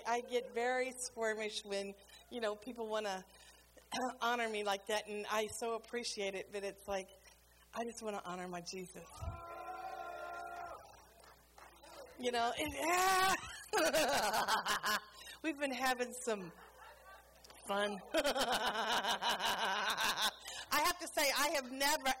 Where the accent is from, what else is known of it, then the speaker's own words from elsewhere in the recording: New Orleans, Louisiana, United States; moved away as an adult; now in Bulgaria; I'm from New Orleans